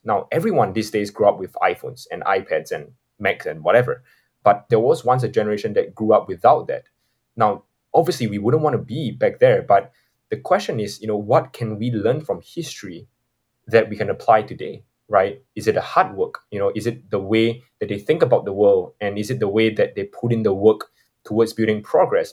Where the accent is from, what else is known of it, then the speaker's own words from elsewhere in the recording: Singapore; I'm from Singapore